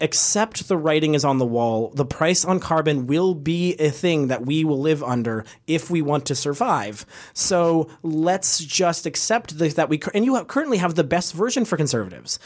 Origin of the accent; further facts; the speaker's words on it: Canada; I'm from Canada